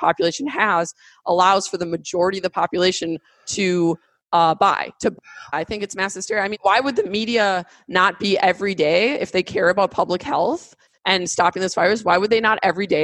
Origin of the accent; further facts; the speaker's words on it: United States; I, as an American